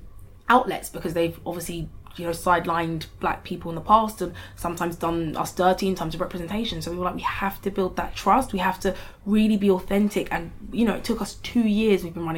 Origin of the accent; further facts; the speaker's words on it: Lagos, Nigeria; born there; Just born in Lagos. Like, I haven't been there since 2012.